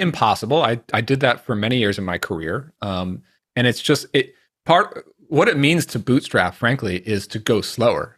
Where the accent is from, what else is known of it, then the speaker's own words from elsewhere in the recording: New York, United States; I grew up around New York